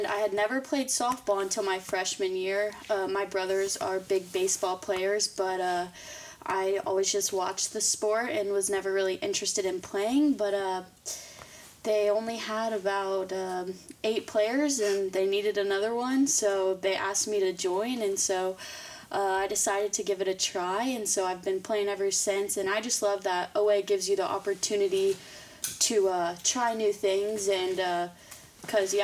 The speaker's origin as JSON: {"language": "English", "town": "Batesville", "region": "Indiana", "country": "United States", "tie": "born or raised there", "also_born_or_lived": "Florence, Kentucky / Sugar Land, Texas", "said": "we moved back to the Midwest, and I've lived in Batesville ever since"}